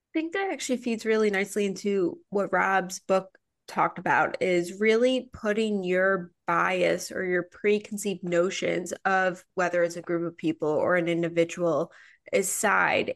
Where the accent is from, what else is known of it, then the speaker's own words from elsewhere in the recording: Midwest, United States; moved away; also born or lived in Chicago; I'm from the Midwest